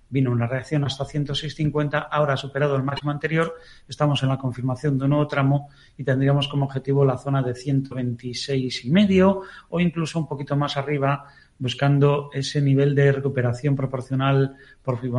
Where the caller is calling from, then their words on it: Valladolid, Castile and León, Spain; de Valladolid.